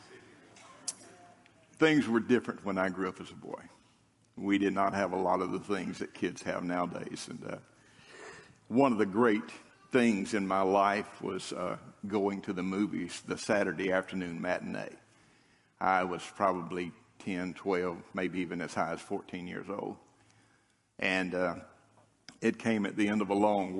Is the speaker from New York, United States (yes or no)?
no; North Mississippi, United States; moved away; As a boy, I grew up in North Mississippi.